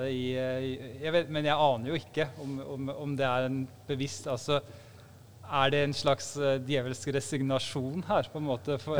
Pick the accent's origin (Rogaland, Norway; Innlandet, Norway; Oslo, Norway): Rogaland, Norway; Stavanger; also born or lived in Bodø / Nigeria; jeg har vokst opp særlig i Stavanger og i Bodø. Men uh, eh, da jeg lærte å snakke, da bodde vi i Nigeria. Så Derfor så ble det sånn bokmål.